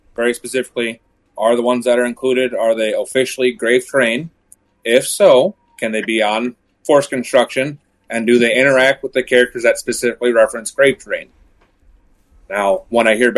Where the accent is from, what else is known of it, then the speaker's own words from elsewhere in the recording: Minnesota, United States; I'm from Minnesota